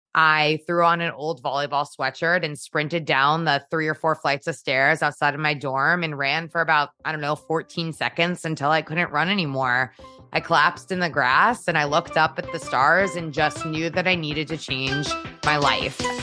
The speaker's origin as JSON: {"language": "English", "town": "Trumbull", "region": "Connecticut", "country": "United States", "tie": "born or raised there", "said": "I born and raised in Trumbull, Connecticut"}